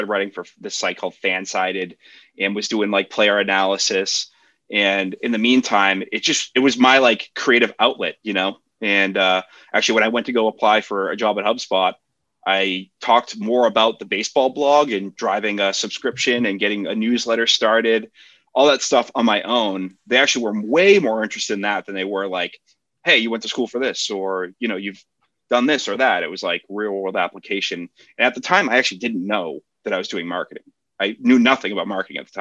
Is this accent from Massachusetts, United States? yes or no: yes; Boston, Massachusetts, United States; I grew up in Boston